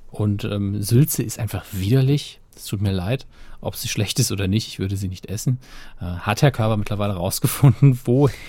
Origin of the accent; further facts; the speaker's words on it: East Germany, Germany; komme ich als Ossi doch nicht umhin, aufgrund der Ankündigung der DVD-Box auf Achse noch eine Anmerkung zu hinterlassen